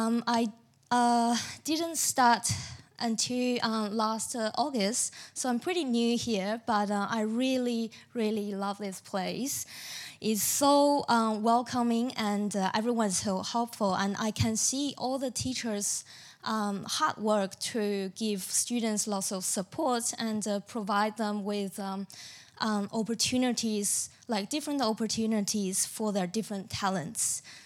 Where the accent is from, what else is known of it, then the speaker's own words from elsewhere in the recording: China; now in Australia; I'm from China